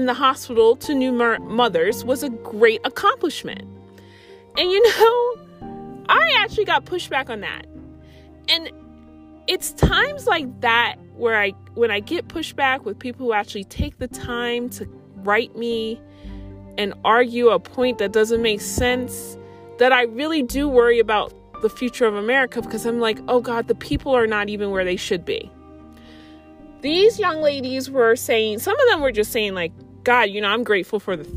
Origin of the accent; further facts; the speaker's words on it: United States; as an American